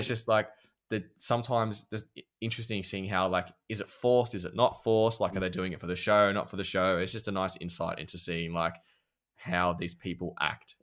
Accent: Australia; I'm an Aussie

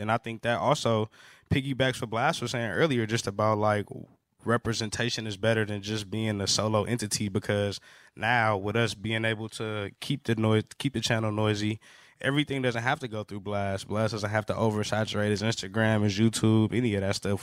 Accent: Los Angeles, California, United States; growing up in Los Angeles

